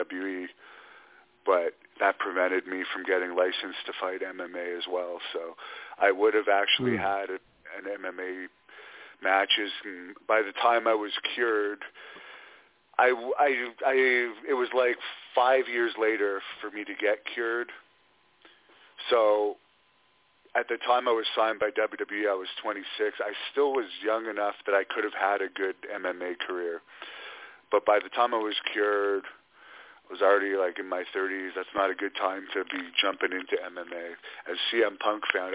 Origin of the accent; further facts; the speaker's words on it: Canada; I am Canadian